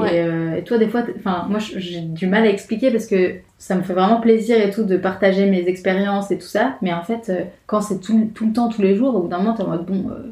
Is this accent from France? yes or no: yes; France; accent: French; moved away as an adult; now in Montreal, Canada; j'ai l'accent français